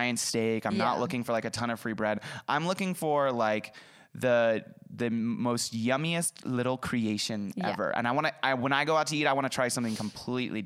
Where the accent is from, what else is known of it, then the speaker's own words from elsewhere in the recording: Idaho, United States; moved away as an adult; now in California, United States; It's tough going from like a state like Idaho, living there for so long, moving to a state like California